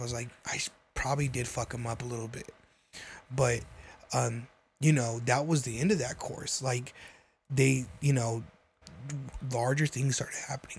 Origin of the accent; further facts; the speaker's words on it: New Mexico, United States; I'm from New Mexico.